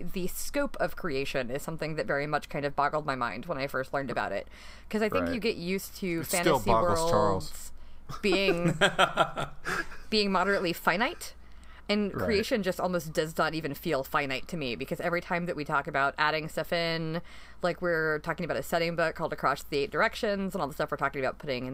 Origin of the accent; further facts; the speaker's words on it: North Carolina, United States; moved away as an adult; also born or lived in Atlanta, Georgia; now in Delaware, United States; I grew up in North Carolina, but my parents are from Atlanta originally.